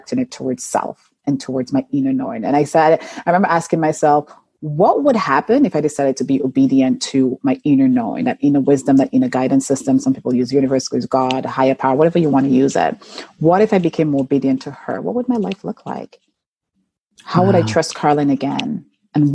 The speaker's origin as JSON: {"language": "English", "country": "St. Lucia", "tie": "born or raised there", "moved": "yes", "said": "I was born and raised in St. Lucia in a tiny village called Baslaboe"}